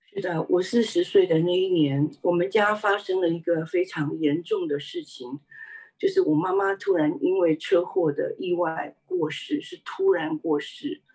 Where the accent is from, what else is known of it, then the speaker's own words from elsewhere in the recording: Taiwan; 我是在台湾出生的，呃，我的家里是一个拜偶像的家庭，虽然我们不是一个，呃，富有的家庭，但是却是一个和乐的家庭